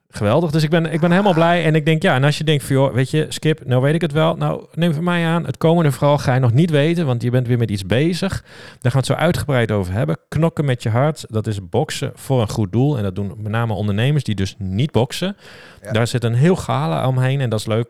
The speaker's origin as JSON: {"language": "Dutch", "town": "Leeuwarden", "region": "Friesland", "country": "Netherlands", "said": "ik kom uit Leeuwarden"}